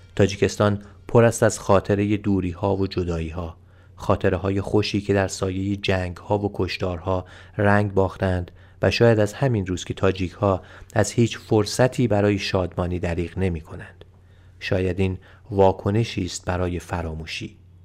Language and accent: Persian; Iran; از ایران آمدم